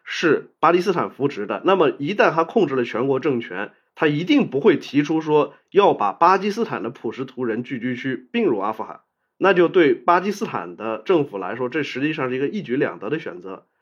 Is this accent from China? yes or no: yes; China; 我们中国人